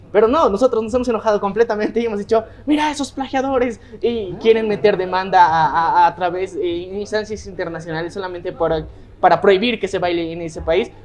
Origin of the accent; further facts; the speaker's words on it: Bolivia; nosotros en Bolivia muchas veces decimos que sí, estamos orgullosos de de que somos bolivianos